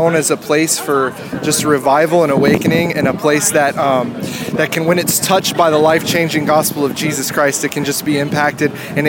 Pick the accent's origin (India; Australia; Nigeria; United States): United States; Pensacola, Florida; moved away as an adult; now in Youngstown, United States; I'm originally from Pensacola, Florida, you know, sun and beaches, but I moved up here about 6 years ago